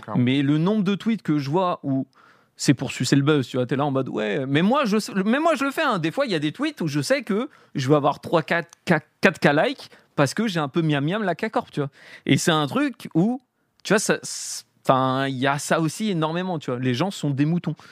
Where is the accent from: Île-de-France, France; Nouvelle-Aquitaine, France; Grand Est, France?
Île-de-France, France; Paris; j'ai grandi à Paris